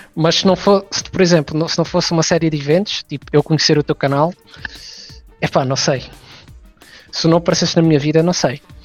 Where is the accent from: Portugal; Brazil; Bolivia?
Portugal; sou português